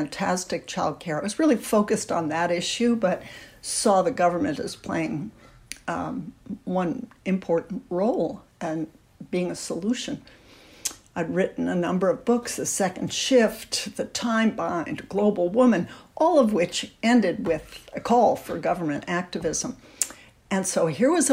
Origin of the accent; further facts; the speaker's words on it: the North, United States; I was born in the North